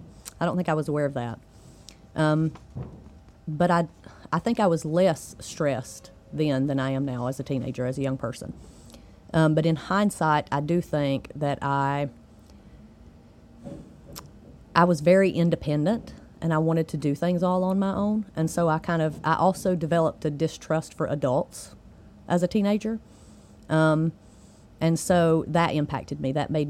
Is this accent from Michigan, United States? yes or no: no; Trap Hill, North Carolina, United States; I am from Trap Hill, North Carolina